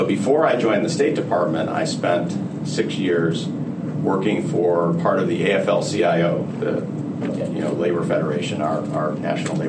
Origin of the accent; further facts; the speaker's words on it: Cleveland, Ohio, United States; my father, a scientist working at NASA in Cleveland, Ohio, where I was born, got involved in a discussion group of people at his synagogue, at the synagogue that I grew up in Cleveland